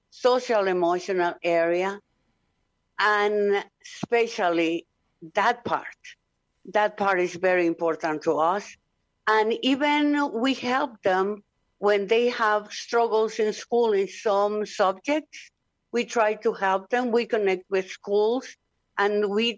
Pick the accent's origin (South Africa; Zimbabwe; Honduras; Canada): Honduras; I'm from Honduras.